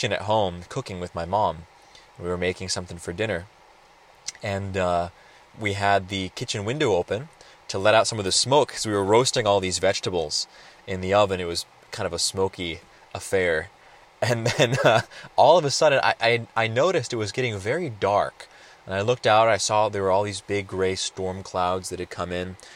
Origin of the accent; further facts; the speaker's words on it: Roseburg, Oregon, United States; also born or lived in California; my hometown here in Roseburg, Oregon